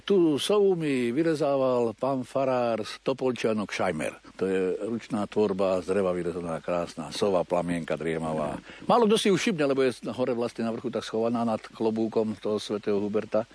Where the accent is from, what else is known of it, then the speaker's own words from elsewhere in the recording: Javorníky, Žilina Region, Slovakia; now in Banská Bystrica, Slovakia; som vyrastal v Javorníkoch hore na severe, teraz žijem tu okolí Banskej Bystrice